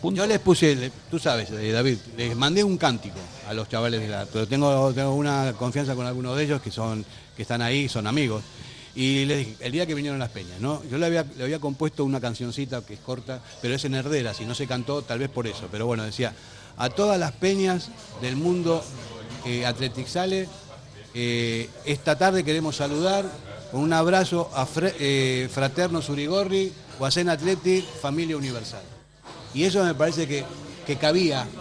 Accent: Argentina; now in Spain; soy argentino

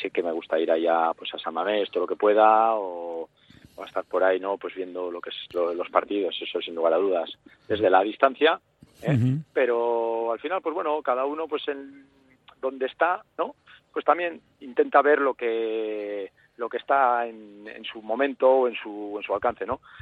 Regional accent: Bilbao, Basque Country, Spain; moved away as an adult; also born or lived in Madrid; now in Navarre, Spain; nací, nací en Bilbao eh, y ahí estuve, pues bueno, eh, jugando en todas las categorías inferiores del Dano

